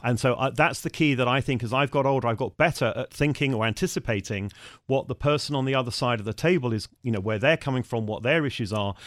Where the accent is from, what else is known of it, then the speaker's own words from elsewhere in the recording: United Kingdom; also born or lived in Germany; as a Brit